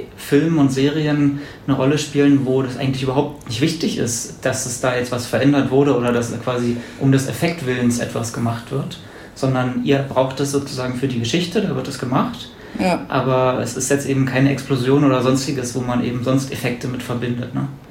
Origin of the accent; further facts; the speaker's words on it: Brandenburg, Germany; now in Berlin, Germany; Ich komme aus Brandenburg